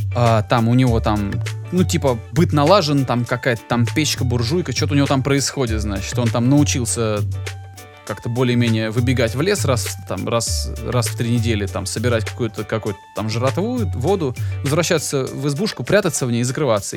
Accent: Georgia; я человек грузин

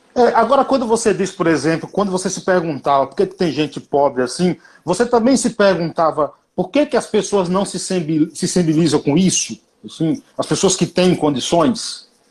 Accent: Paiaiá, Bahia, Brazil; accent: baiano; Paiaiá é um povoado na Bahia, tem 600 moradores, foi onde eu nasci, me criei

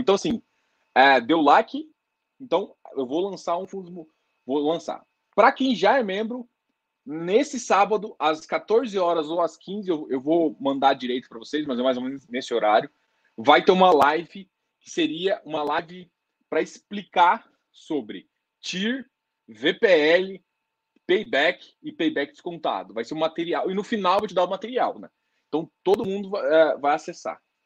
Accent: Goiás, Brazil; Sou goiano

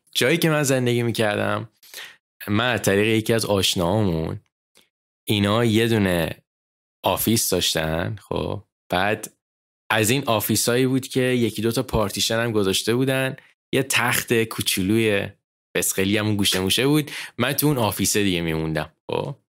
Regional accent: Iran; moved away as an adult; also born or lived in Dubai / United States; من و مامان بابام ستایی با هم دیگه سال 2013 از ایران اومدیم بیرون

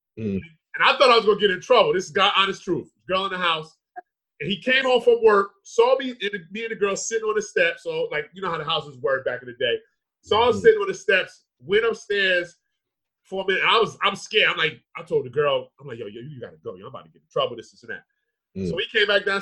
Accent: Edison, New Jersey, United States; we grew up in Edison

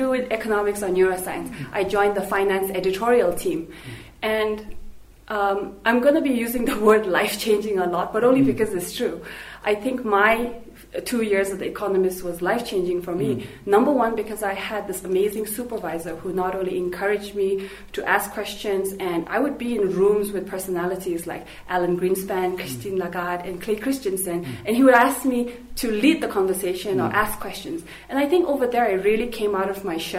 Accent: Thimphu, Bhutan; also born or lived in United States; So I was raised in Thimphu. I was born here, I grew up here.

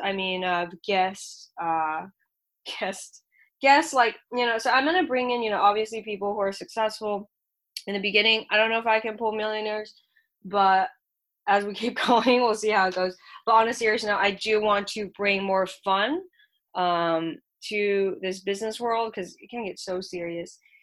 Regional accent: Shanghai, China; now in United States; I'm an immigrant from Shanghai, China

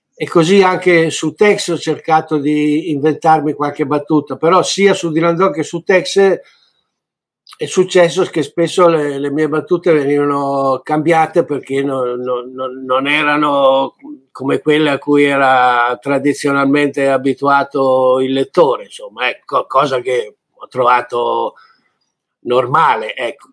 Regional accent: Italy

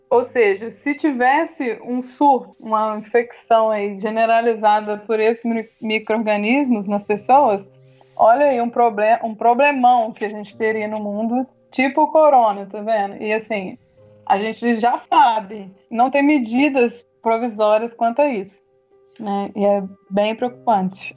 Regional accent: Brazil; aqui no Brasil, né, nós, como brasileiros

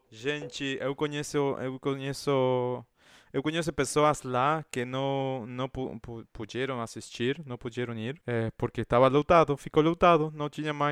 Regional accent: Argentina; Portuguese is a second language; eu não sou de, de Brasil, mas eu me acho também uma gay de interior. Porque aqui eu sou do interior

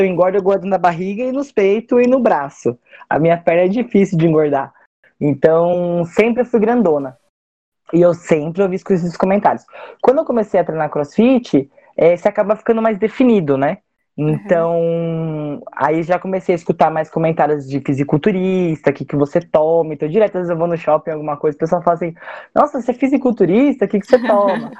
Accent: Cabreúva, São Paulo, Brazil; Eu sou de Cabreúva, da região de Jundiaí

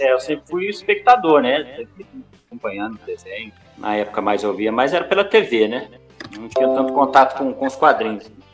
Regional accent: Barbacena, Minas Gerais, Brazil; accent: mineiro; Eu sou de, de Barbacena

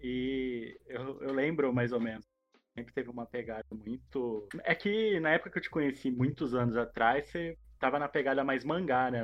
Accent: interior of São Paulo state, Brazil; a gente é do interior do, aqui do estado de São Paulo, mas a gente está na RMC, que já é tipo um conglomerado de uma região de Campinas

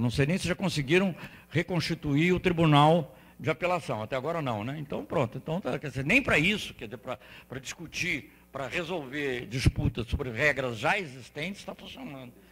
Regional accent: Santos, São Paulo, Brazil; moved away; also born or lived in Rio de Janeiro; Eu sou paulista de Santos, mas eu morei no Rio

